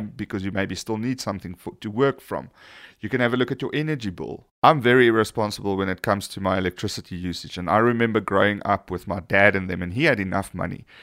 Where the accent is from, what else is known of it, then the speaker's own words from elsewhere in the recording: South Africa; we are South African